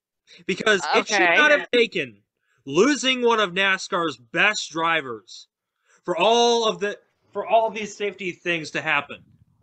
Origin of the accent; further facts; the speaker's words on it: Michigan, United States; also born or lived in Grand Rapids; Now, I'm from Michigan.